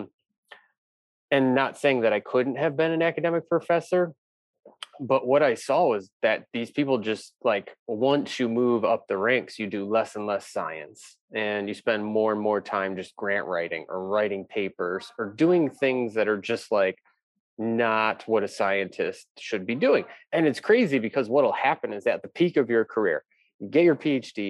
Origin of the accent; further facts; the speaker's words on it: Valparaiso, Indiana, United States; I grew up in Valparaiso